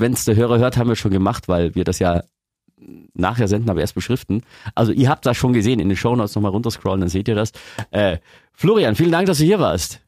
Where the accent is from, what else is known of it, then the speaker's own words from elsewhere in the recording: Augsburg, Bavaria, Germany; wir Augsburger